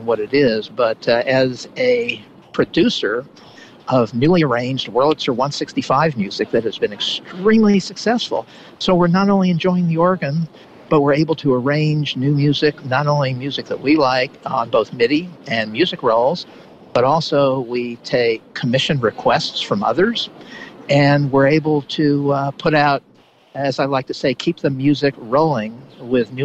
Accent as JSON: {"language": "English", "region": "Southern California", "country": "United States", "tie": "born or raised there", "said": "as a youngster growing up in Southern California"}